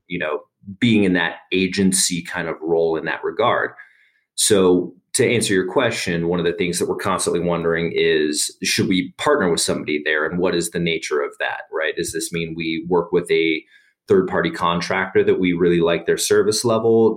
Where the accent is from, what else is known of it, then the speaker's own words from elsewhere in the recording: Las Vegas, Nevada, United States; now in Denver, United States; I'm originally from Las Vegas, Nevada, but I've been in Denver uh, in excess of ten years at this point